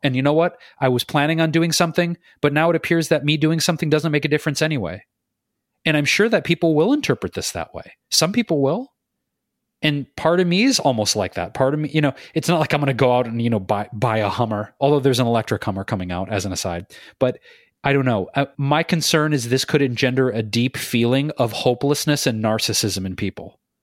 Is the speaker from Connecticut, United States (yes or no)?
no; Detroit, Michigan, United States; In my hometown of Detroit